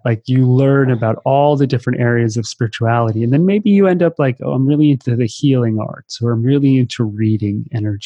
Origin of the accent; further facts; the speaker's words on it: East Coast, United States; moved away; I grew up on the East Coast